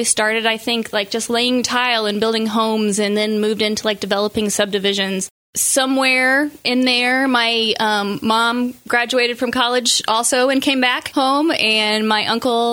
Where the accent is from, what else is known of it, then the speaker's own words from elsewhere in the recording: Quincy, Illinois, United States; I was born and raised in Quincy